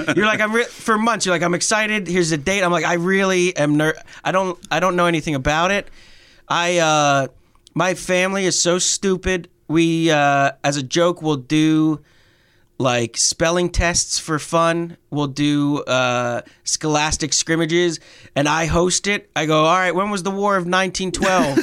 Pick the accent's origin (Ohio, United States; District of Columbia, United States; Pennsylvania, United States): Pennsylvania, United States; I grew up in Pennsylvania